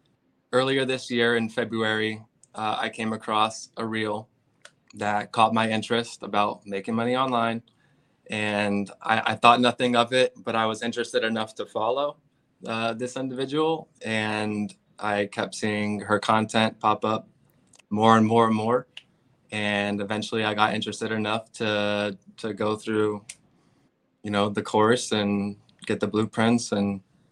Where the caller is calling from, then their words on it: West Sacramento, California, United States; I am at my packaging warehouse right now over in West Sacramento, California.